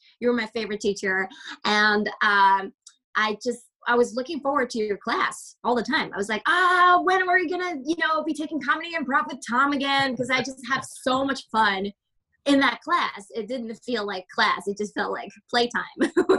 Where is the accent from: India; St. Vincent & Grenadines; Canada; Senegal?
Canada; I am very Canadian.